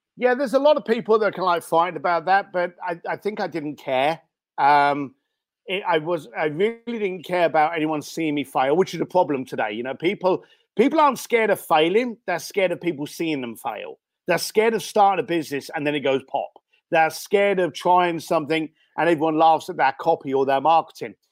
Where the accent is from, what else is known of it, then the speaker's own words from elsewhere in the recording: London, United Kingdom; also born or lived in Reading; now in Los Angeles, United States; I was actually born in Reading, uh, and then I did a lot of growing up in East London, Walthamstow, and Leyton Stowe.